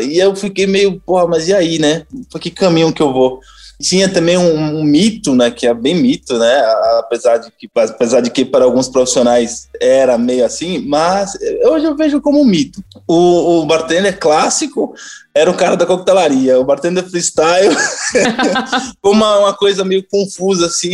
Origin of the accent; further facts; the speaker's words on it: Tapirama, south of Bahia, Brazil; moved away as an adult; also born or lived in Amargosa, Bahia / Belo Horizonte, Minas Gerais; now in São Paulo, Brazil; eu nasci na cidade de Amargosa, no Recôncavo Baiano, mas eu saí de lá com sete meses de idade e Caraca. fui crescer lá pro sul da Bahia, em Tapirama.